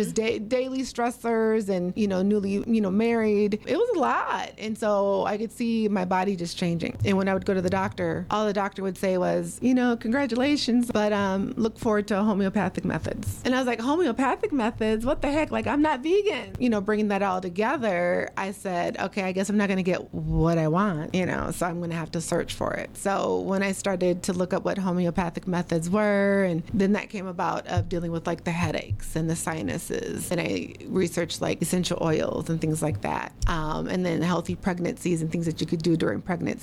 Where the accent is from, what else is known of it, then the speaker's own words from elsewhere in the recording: Minneapolis, Minnesota, United States; I am born and raised in Minneapolis, Minnesota